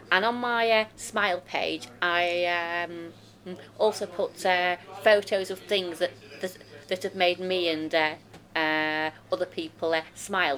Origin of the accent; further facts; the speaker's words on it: Rotherham, Yorkshire and the Humber, United Kingdom; I'm from Rotherham.